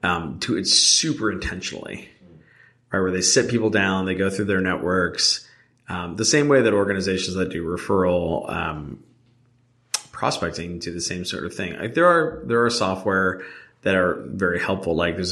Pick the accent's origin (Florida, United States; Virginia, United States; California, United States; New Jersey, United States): New Jersey, United States; I'm actually from Jersey, too.